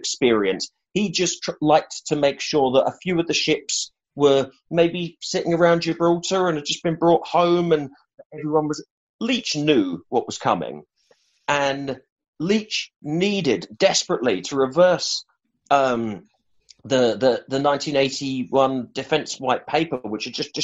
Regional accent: London, United Kingdom; now in Edinburgh, United Kingdom; I'm from Whetstone, North London

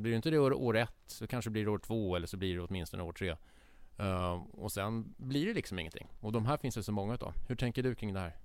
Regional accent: Stockholm, Stockholm County, Sweden; vi som stockholmare

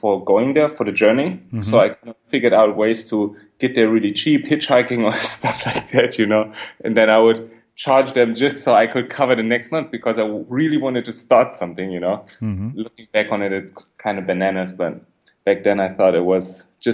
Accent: Berlin, Germany; I'm from Berlin. I grew up in Berlin

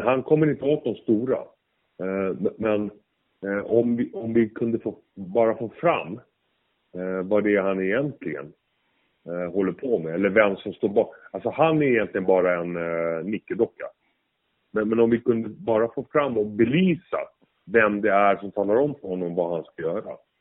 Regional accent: Sweden; jag som svensk

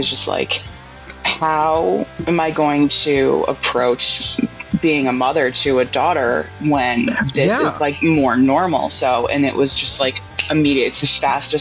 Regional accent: Troy, New York, United States; I grew up in Troy

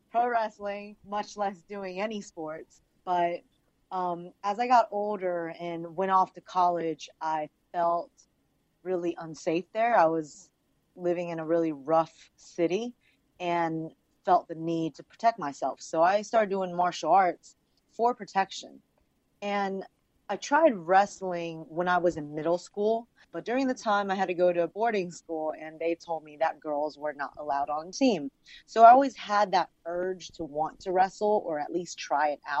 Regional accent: Virginia, United States; English is a second language; moved away as an adult; also born or lived in Los Angeles; I'm actually from Virginia

